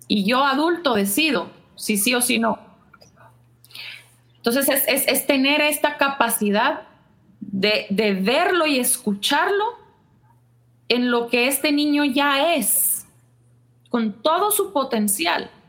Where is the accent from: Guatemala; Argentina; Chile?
Guatemala; Y si ya de por sí eh, somos como somos los chapines